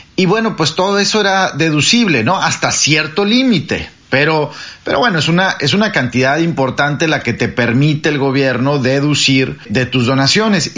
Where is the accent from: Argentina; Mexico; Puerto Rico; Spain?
Mexico; now in Washington, United States; yo estoy en Washington y soy mexicano